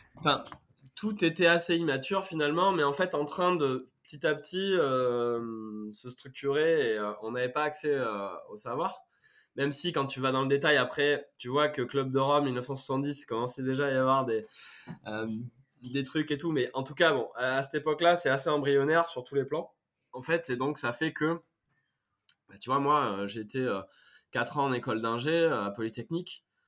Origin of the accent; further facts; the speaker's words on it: Brive-la-Gaillarde, Nouvelle-Aquitaine, France; accent: accent du Sud; moved away as an adult; now in Paris region, France; je suis originaire de Brive-la-Gaillarde, en Corrèze. Je suis, un, pur jus, on va dire. J'ai vécu plus de 20 ans à Brive